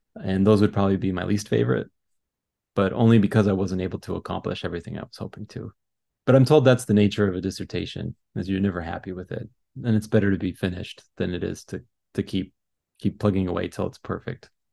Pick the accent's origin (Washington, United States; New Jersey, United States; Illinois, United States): Washington, United States; Seattle; I was born in Seattle area, raised in Seattle area